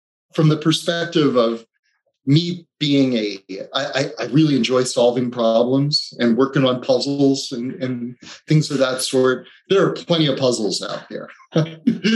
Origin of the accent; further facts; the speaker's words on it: East Coast, United States; also born or lived in Delaware; I grew up on the East Coast